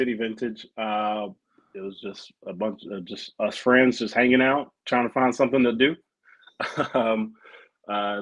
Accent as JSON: {"language": "English", "town": "Nashville", "region": "Tennessee", "country": "United States", "tie": "born or raised there", "also_born_or_lived": "Hawaii", "said": "I was raised in Nashville, born in Hawaii. Grew up basically out in South Nashville"}